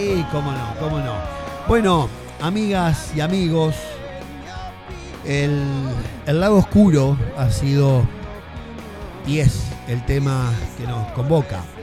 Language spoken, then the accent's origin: Spanish; Argentina; somos argentinos